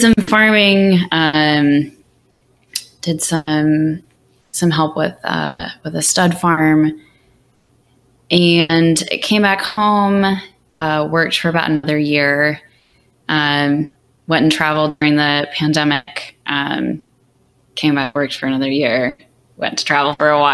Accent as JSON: {"language": "English", "town": "Bellevue", "region": "Washington", "country": "United States", "tie": "born or raised there", "also_born_or_lived": "Seattle, Washington", "said": "My dad ended up moving out that way to work for Microsoft. And so I grew up in the Bellevue area"}